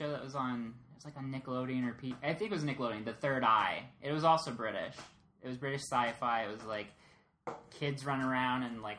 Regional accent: Phoenix, Arizona, United States; I grew up in Phoenix, Arizona

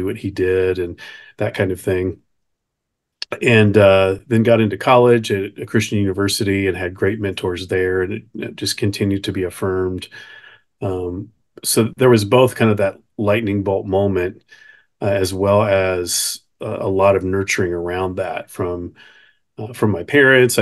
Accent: Nashville, Tennessee, United States; I grew up in Nashville most of my formative years

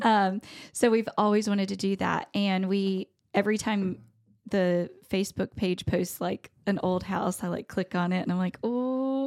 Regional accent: North Carolina, United States; also born or lived in Colorado; I grew up in North Carolina

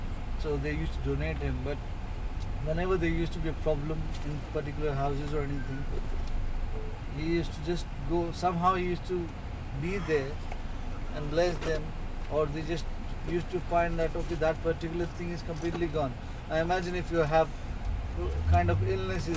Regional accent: Kerala, India; now in Mumbai, India; I'm from South India, Kerala.

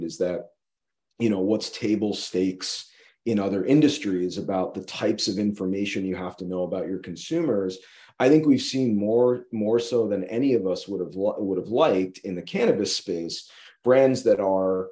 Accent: just outside of Saratoga, upstate New York, United States; moved away as an adult; also born or lived in Maryland / Miami; I'm from upstate New York, just outside of Saratoga

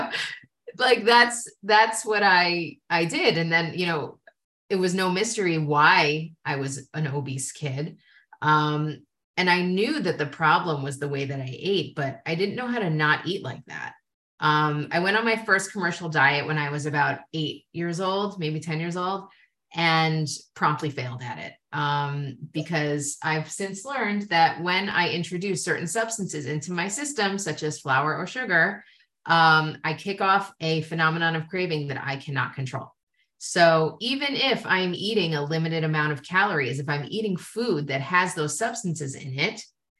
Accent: United States; I come from America

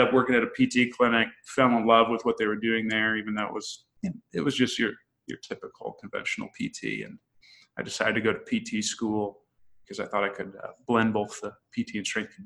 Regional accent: Illinois, United States; I'm from Illinois originally, a small town.

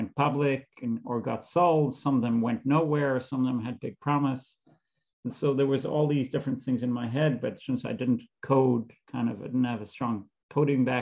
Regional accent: Israel; moved away as an adult; now in United States; I grew up in Israel. I lived there until I came to the States to do a graduate degree at Columbia

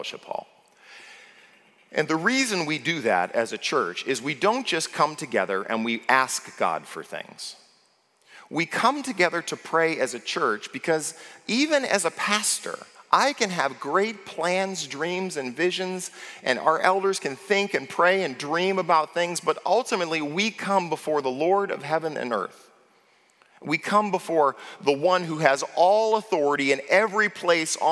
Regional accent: United States; as an American

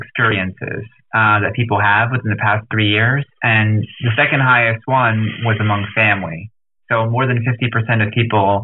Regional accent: New Jersey, United States; now in Washington, D.C., United States; I grew up in New Jersey and I live in Washington, D.C.

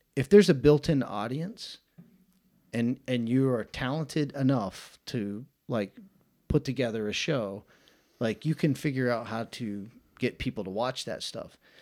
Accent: Atlanta, Georgia, United States; moved away as an adult; now in Chattanooga, United States; I'm from Atlanta, Georgia, born and raised

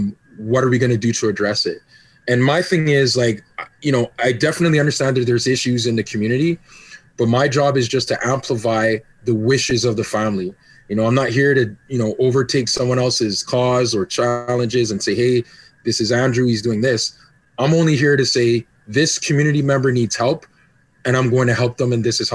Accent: Canada; also born or lived in Jamaica / Grenada; I mean, I'm Jamaican and Canadian and Grenadian.

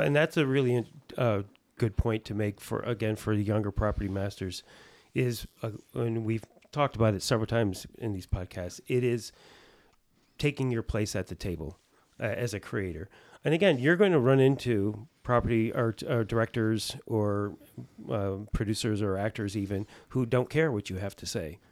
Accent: East Coast, United States; I'm from the East Coast.

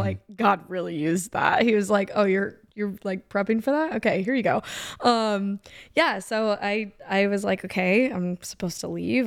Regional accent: San Diego, California, United States; moved away as an adult; also born or lived in Orange County, California; now in Atlanta, United States; I'm from California. So, um, I was born and raised in San Diego

